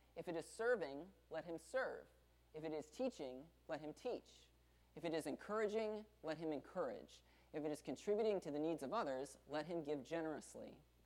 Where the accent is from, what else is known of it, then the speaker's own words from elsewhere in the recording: the South, United States; we're from the South